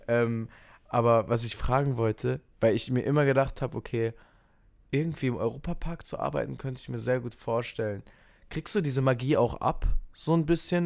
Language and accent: German; Kehl, Baden-Württemberg, Germany; also born or lived in Offenburg; ich bin geboren in Kehl, das ist direkt an der französischen Grenze und meine Family wohnt in Offenburg. Deswegen ähm, bin ich hier im Park groß geworden